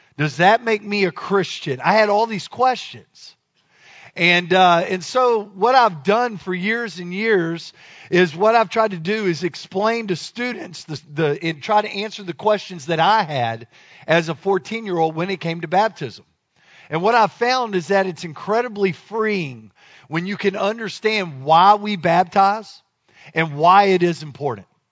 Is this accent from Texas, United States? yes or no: yes; Dallas, Texas, United States; moved away; I'm from Dallas